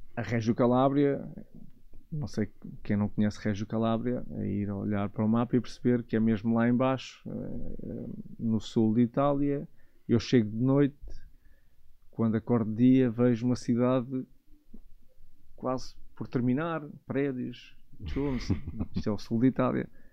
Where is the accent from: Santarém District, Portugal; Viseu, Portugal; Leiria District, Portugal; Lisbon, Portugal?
Lisbon, Portugal; Negrais; also born or lived in Loures / Italy; eu, cresci na aldeia, cresci em Negrais, numa aldeia pacata